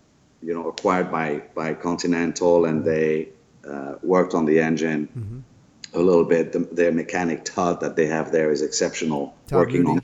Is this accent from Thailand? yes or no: no; France; moved away; born and raised in France